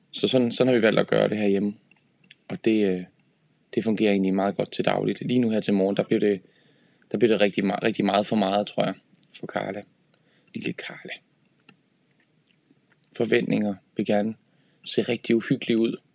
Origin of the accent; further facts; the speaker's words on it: Horsens, Central Denmark Region, Denmark; Øh, jeg, jeg kommer fra Horsens og spillede rigtig meget på Horsens Musikskole